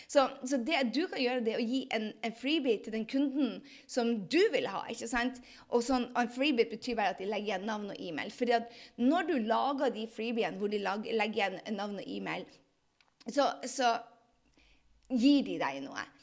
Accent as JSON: {"language": "Norwegian", "town": "Andøya", "region": "Nordland", "country": "Norway", "said": "Altså, jeg er fra Andøya."}